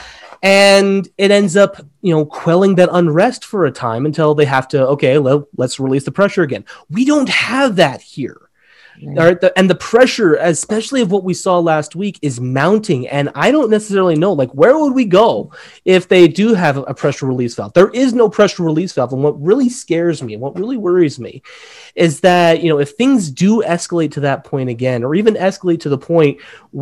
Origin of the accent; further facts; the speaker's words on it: San Diego, California, United States; moved away as an adult; now in Utah, United States; I grew up in San Diego, mm-hmm. about half an hour away from the Mexican border